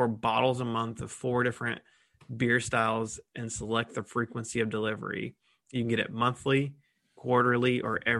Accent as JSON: {"language": "English", "town": "Columbus", "region": "Ohio", "country": "United States", "said": "I'm from Columbus"}